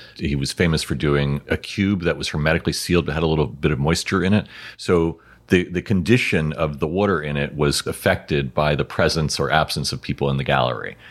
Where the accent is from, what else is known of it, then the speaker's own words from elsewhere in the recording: New York City, New York, United States; I, I grew up in New York City